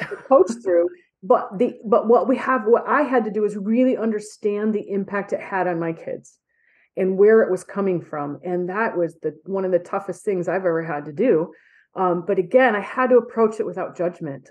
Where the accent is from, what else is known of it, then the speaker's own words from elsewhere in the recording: Michigan, United States; I'm a graduate, graduate from Western and I'm from Michigan